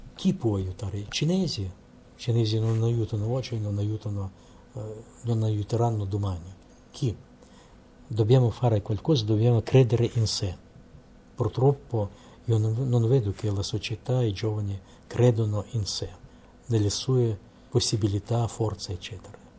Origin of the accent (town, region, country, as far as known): Russia; Italian is a second language